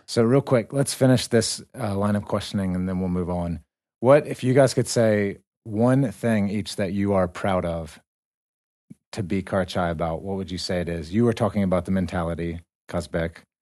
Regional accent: United States; we come from America

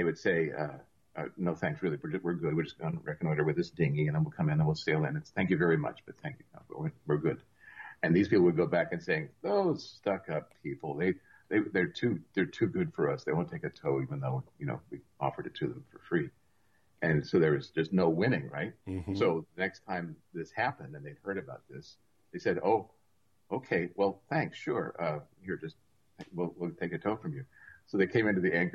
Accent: Seattle, Washington, United States; now in Port Townsend, United States; I grew up mostly in Seattle

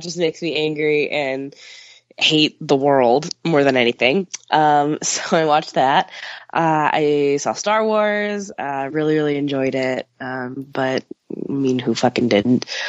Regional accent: suburb between Chicago and Milwaukee, on the Illinois–Wisconsin border, United States; moved away; I'm from Chicago, which I am, but where my parents live is uh, in a suburb that's you know the midpoint between Chicago and Milwaukee, and it's right on the the border of Illinois and Wisconsin

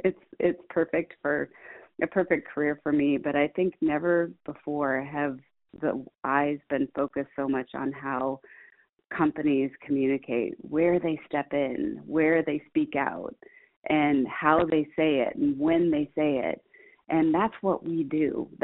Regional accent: Midwest, United States; We are growing an agency that is, roots are in the Midwest, and I'm a Midwesterner

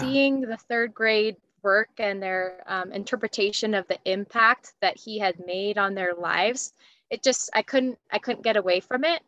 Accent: Big Sky, Montana, United States; I grew up in a little resort town in Montana

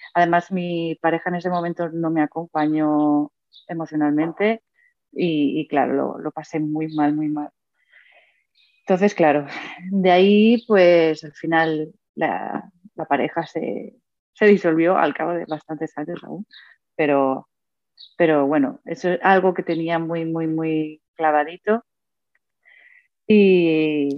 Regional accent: Mataró, Catalonia, Spain; yo soy de Mataró, un pueblo cerca de Barcelona

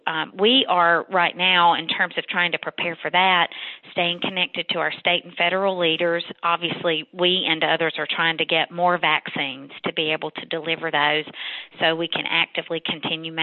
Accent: North Carolina, United States; moved away as an adult; also born or lived in Texas; I've been back in my home state of North Carolina for the past 8 years

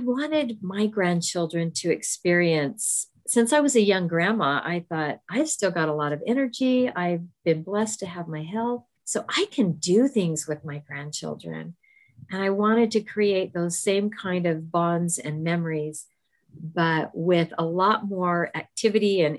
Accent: Southern California, United States; we both grew up in Southern California

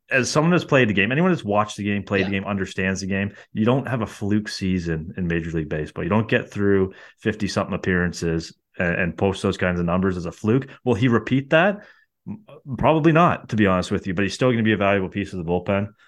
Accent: Canada; Um, and obviously being Canadian, I'll, I'm all for it.

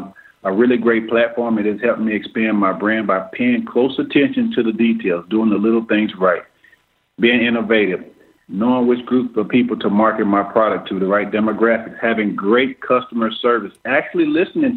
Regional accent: Aberdeen, Mississippi, United States; my hometown of Aberdeen, Mississippi

